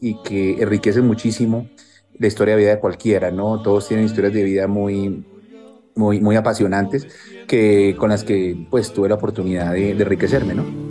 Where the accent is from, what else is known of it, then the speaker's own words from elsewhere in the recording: Colombia; quiénes somos los colombianos